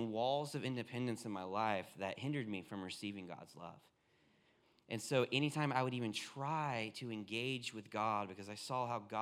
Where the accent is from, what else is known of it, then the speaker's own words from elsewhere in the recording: Myrtle Beach, South Carolina, United States; moved away as an adult; now in Redding, United States; I was born and raised in Myrtle Beach